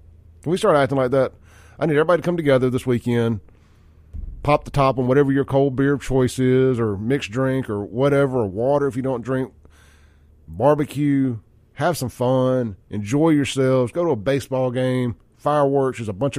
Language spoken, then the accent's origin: English; Mississippi, United States; Well, I'm from Mississippi. There's poor white and black people here.